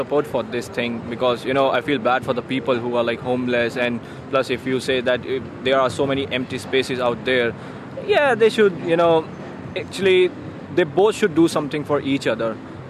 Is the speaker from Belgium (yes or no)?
no; India; moved away as an adult; now in Australia; I'm from India and I'm here for my studies.